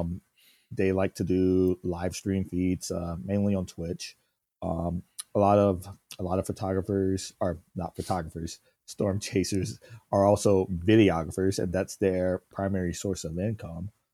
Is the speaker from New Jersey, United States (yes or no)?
no; South Carolina, United States; moved away; growing up in South Carolina